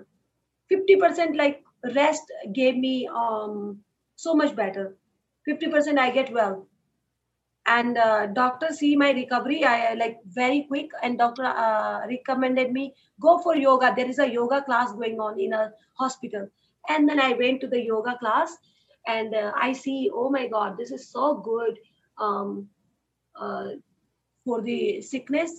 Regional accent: Uttarakhand, India; moved away as an adult; also born or lived in Delhi / Rishikesh; So I born in that family in Uttarakhand. It's a part state in India.

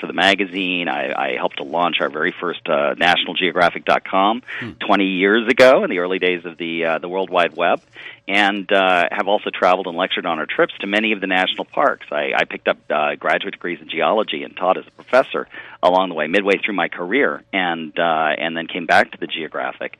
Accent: Northern Virginia, United States; I grew up in Northern Virginia, very close to Washington, D.C., very close to where I live right now

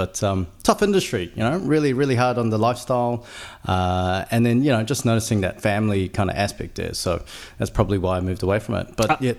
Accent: Auckland, New Zealand; So born and bred in Auckland, out East Auckland. So, raised in Howick, Pakuranga, went to McLean's College.

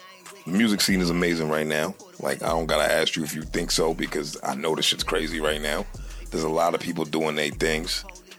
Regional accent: Boston, Massachusetts, United States; I always say Boston because I'm from Boston.

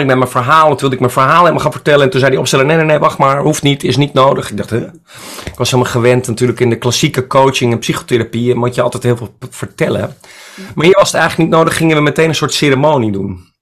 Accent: Friesland, Netherlands; now in Amsterdam, Netherlands; Ik kom uit Friesland. Ik bedoel, ik ben een Friese jongen

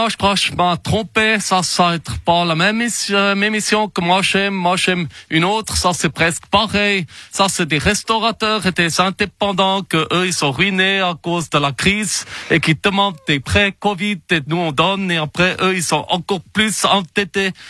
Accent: Valais, Switzerland; Moi, je suis valaisan.

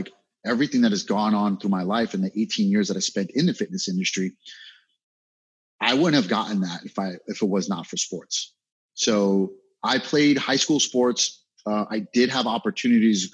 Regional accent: New York City, New York, United States; I'm from Brooklyn, New York

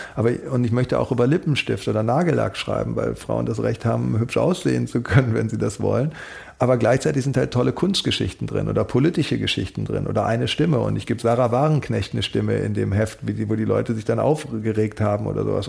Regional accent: Germany; also born or lived in Paris / Berlin; ich bin Deutscher, aber meine Mutter ist Holländerin

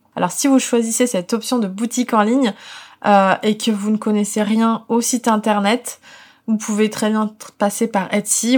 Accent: Paris, Île-de-France, France; en tant que parisienne

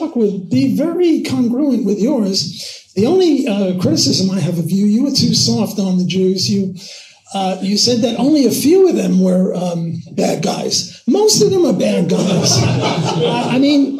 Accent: New York City, New York, United States; I'm from Brooklyn.

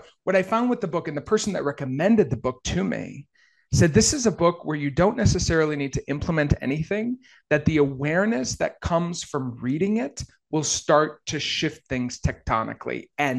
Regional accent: Maine, United States; moved away as an adult; also born or lived in Maui; I grew up in Maine. I grew up in a mill town in Maine. We were very low income. And so to then move from like grandma's basement to Maui, and by the way, lived in the most beautiful part of Maui.

